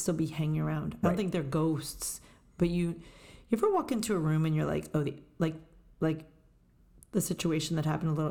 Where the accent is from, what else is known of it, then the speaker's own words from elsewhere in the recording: Montville, New Jersey, United States; raised in Montville, New Jersey, Montville